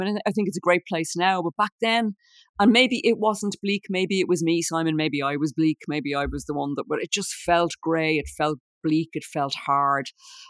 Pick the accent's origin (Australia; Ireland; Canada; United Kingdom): Ireland; Dublin, Leinster; Well, I was born and bred there, but my parents would have come from, they were both from Dublin, but they different parts of Dublin.